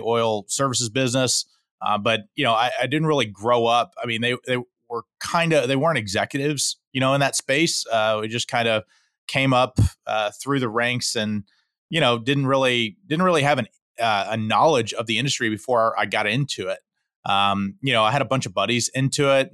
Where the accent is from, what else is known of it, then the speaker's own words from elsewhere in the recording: Houston, Texas, United States; I'm born and raised in Houston, Texas, uh, fifth generation Houstonian